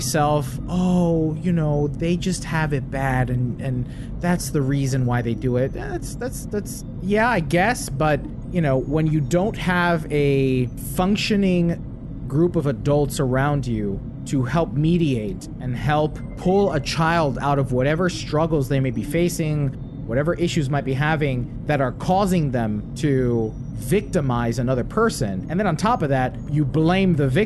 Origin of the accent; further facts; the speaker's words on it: right across the Hudson River, New Jersey, United States; I grew up right outside New York City, right across the Hudson River